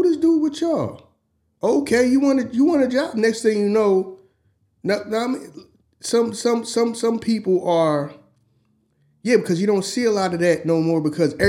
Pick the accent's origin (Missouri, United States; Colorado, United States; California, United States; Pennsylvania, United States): Pennsylvania, United States; Philadelphia; we're from Philly.